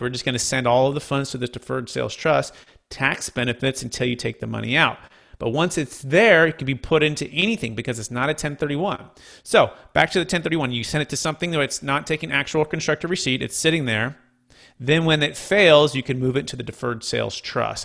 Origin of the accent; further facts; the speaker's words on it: Bay Area, California, United States; growing up in the Bay Area